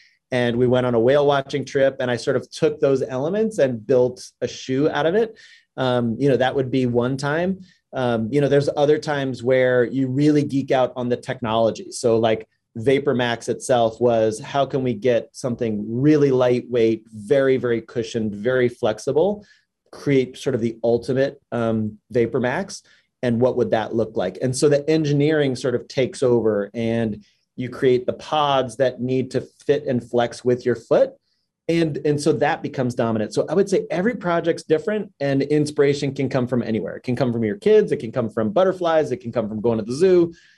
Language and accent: English; Ithaca, New York, United States; moved away as an adult; also born or lived in Pittsburgh; I grew up in Ithaca, New York, which is a really quiet town.